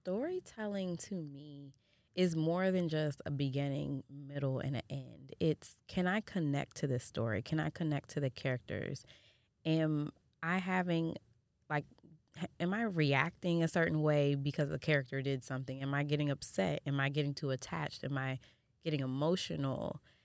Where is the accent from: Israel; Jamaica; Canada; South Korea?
Jamaica; I'm Jamaican